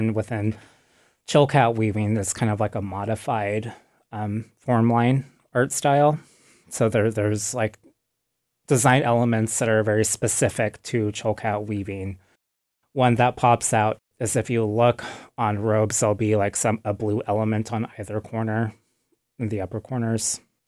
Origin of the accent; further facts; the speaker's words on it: Wrangell, Alaska, United States; I am … from the Tiatan clan in Wrangell, Alaska.